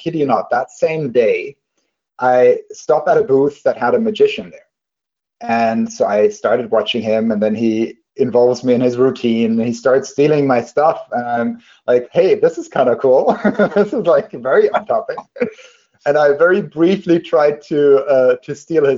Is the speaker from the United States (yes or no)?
no; Germany; moved away; when I was a kid, I grew up in Germany.